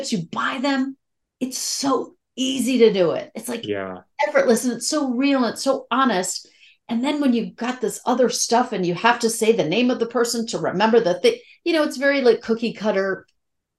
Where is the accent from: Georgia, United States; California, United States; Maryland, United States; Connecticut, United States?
Maryland, United States; Rockville; moved away as an adult; also born or lived in New York City; I grew up in Rockville, Maryland